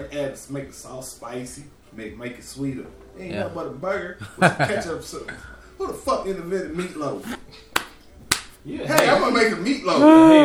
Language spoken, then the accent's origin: English; the South, United States; I grew up in the South. We grew up in the South.